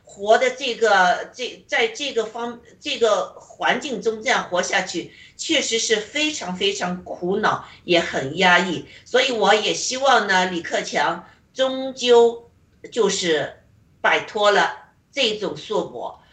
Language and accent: Chinese; China; moved away; 我在中共国长大